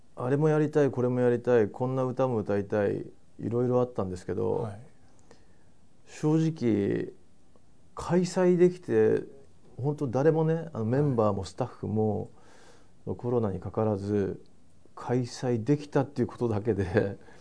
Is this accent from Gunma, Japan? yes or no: no; Kumagaya, Saitama, Japan; もともと熊谷出身なんで